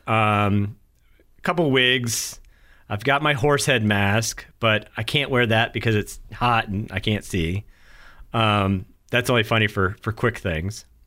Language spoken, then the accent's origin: English; New Hampshire, United States; now in North Carolina, United States; super small town where I grew up in New Hampshire